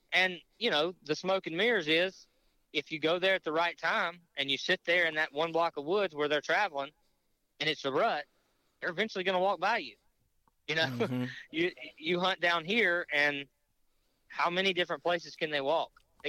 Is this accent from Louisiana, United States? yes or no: yes; Louisiana, United States; I live north of Baton Rouge, but about 15 miles south of the Mississippi border, and not far from my hometown.